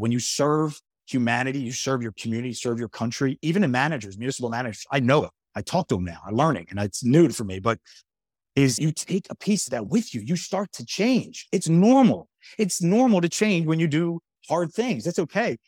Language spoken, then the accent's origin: English; Horsham, Pennsylvania, United States; the town I grew up in, and Horsham, Pennsylvania, by the way, amazing place.